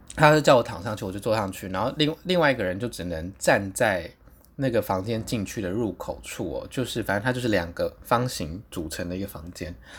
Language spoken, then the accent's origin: Chinese; Taipei, Taiwan; 我就说我是台湾来的，台北来的这样子